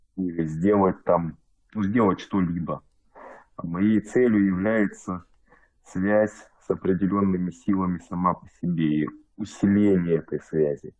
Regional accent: Russia; now in Germany; Родом я из России, живу в Германии.

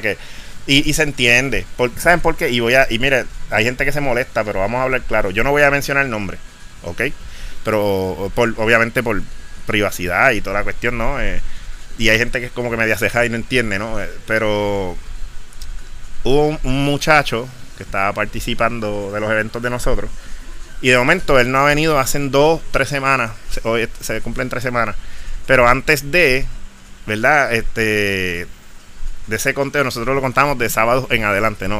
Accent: Puerto Rico; para unas cosas somos parte de Estados Unidos y para otras no

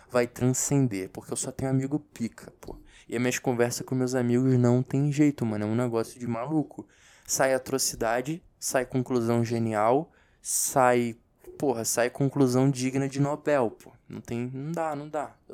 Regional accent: Rio de Janeiro, Brazil; accent: carioca; um tempo no Rio, meu carioquês fica muito forte. Agora, se eu ficar muito tempo só com brasiliense, meu sotaque de carioquês vai, vai dando uma sumida.

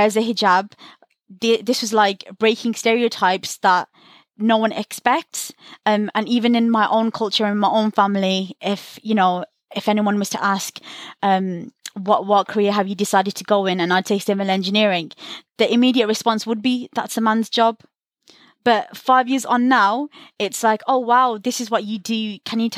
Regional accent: Birmingham, West Midlands, United Kingdom; I'm from Birmingham

